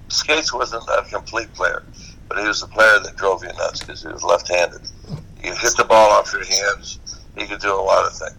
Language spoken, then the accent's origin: English; Hawaii, United States; we're both Hawaiian